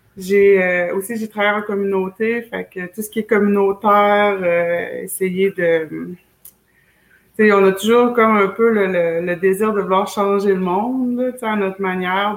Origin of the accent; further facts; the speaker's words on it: Wendake, Quebec, Canada; moved away as an adult; also born or lived in Schefferville, Quebec; je viens de chez nous de Chefferville, Mes origines, c'est là. Euh, mais j'ai grandi beaucoup à Wendake